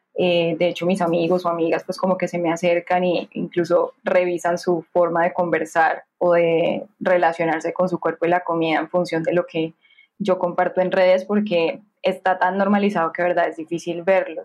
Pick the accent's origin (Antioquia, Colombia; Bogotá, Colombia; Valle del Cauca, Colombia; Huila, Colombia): Valle del Cauca, Colombia; Cali; soy caleñísima, así me, así me mm. nombro. sí, eh, Soy más caleña que el pan de bono